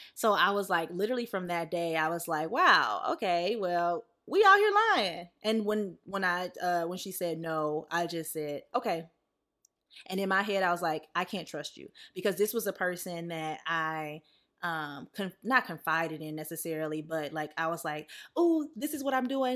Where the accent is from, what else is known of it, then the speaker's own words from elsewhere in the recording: the South, United States; now in Los Angeles, United States; growing up in the South